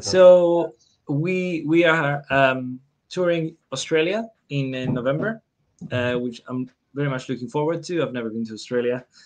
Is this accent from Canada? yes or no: no; Cyprus; I'm from Cyprus